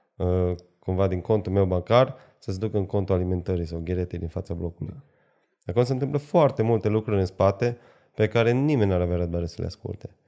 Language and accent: Romanian; Arad, Arad County, Romania; sunt din Arad